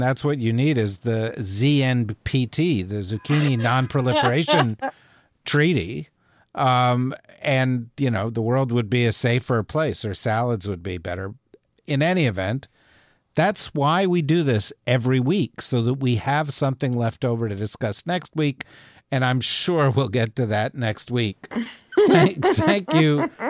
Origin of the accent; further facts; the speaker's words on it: Urbana, Illinois, United States; born there; I was born in Urbana, Illinois. Okay?